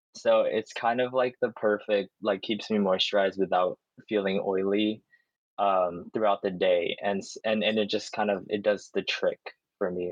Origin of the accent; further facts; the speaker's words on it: United States; growing up in America